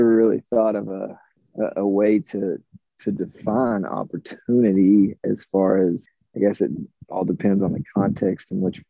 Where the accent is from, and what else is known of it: Appalachia, United States